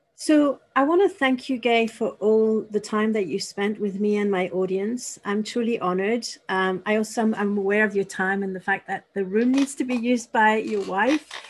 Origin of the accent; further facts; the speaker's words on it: Paris, Île-de-France, France; now in Bristol, United Kingdom; I'm in the UK, but I'm actually from Paris. I'm French